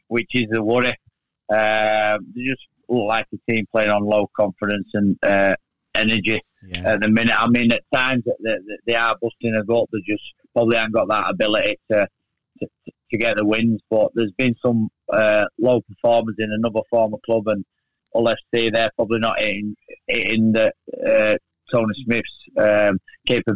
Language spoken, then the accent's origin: English; Castleford, Yorkshire and the Humber, United Kingdom; I always want my hometown club. I'm a Cass fan. I grew up watching Cass